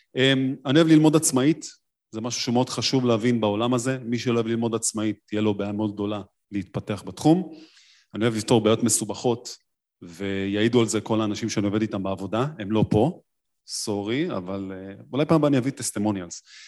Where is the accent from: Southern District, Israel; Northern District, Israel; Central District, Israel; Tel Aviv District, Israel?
Tel Aviv District, Israel; Tel Aviv; אני תל אביבי